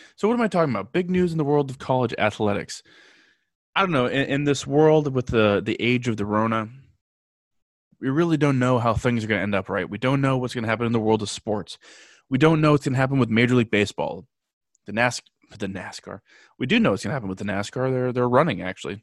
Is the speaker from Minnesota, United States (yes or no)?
no; Southern California, United States; I'm from Southern California.